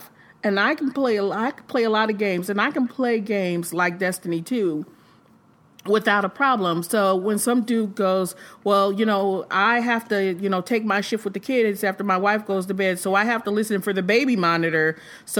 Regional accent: Michigan, United States; now in Indiana, United States; I'm from Michigan

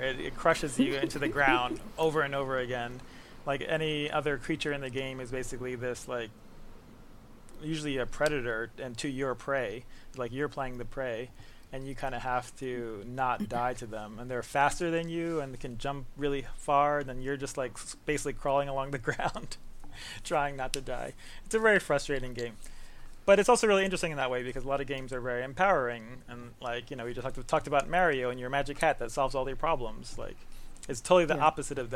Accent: New York City, New York, United States; From the Bronx.

